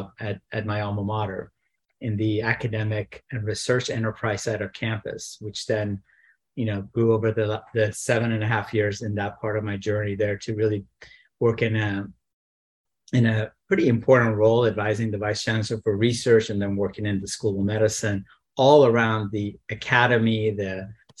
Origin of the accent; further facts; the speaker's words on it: San Diego, California, United States; I grew up in San Diego